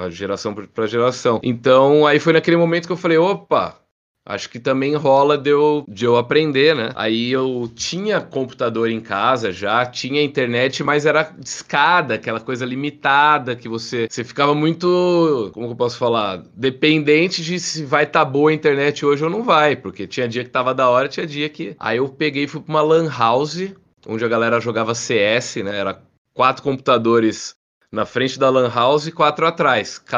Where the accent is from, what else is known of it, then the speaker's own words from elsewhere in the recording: Jaú, São Paulo, Brazil; Eu sou de Jaú, interior de São Paulo.